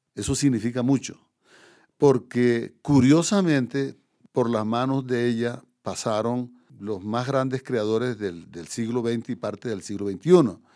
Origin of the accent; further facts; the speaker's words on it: Córdoba, Colombia; moved away as an adult; also born or lived in Paris, France; Córdoba, digamos la región donde yo nací